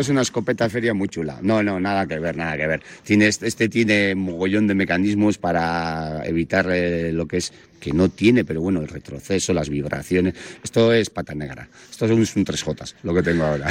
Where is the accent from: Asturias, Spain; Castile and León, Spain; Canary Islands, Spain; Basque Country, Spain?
Basque Country, Spain; Ondarroa; soy de Ondarroa, un pueblo pequeño, tenía por ahí el monte, vertederos, latas de tomate